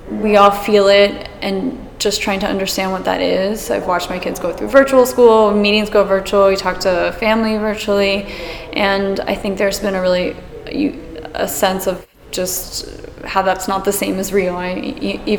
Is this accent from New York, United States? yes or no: no; Miami, Florida, United States; growing up in Miami